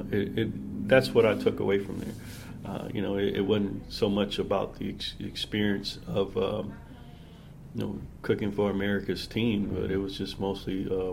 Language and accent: English; the South, United States; I grew up in the South